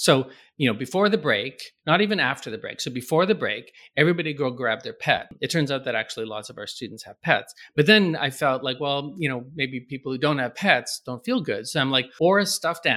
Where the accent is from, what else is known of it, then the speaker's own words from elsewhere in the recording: Canada; moved away; I'm Canadian